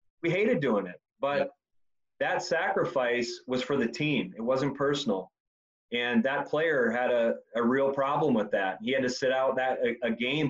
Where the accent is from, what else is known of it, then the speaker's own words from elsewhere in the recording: Indiana, United States; I grew up in Indiana